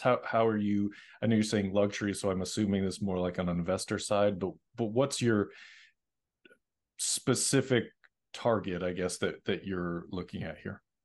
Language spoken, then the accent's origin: English; Middleborough, Massachusetts, United States; now in Los Angeles, United States; I grew up in, uh, Middleborough